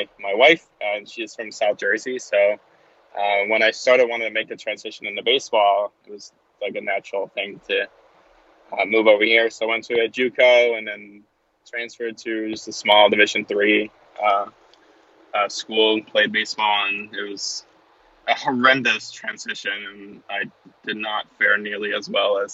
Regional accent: Denmark; moved away; I'm originally from Denmark, over in Scandinavia.

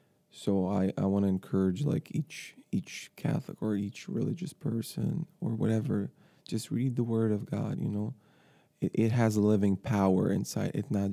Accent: Ukraine; born there; English is a second language; moved away as an adult; also born or lived in Ireland; I was born in Ukraine, yes.

